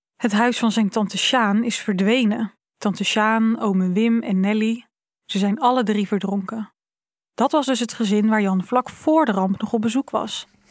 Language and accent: Dutch; Zeeland, Netherlands; ik ben hier opgegroeid, ik ben een Zeeuwse